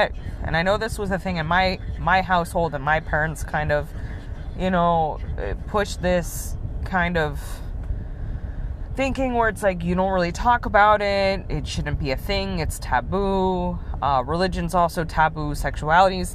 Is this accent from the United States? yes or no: yes; United States; in the United States, being an American citizen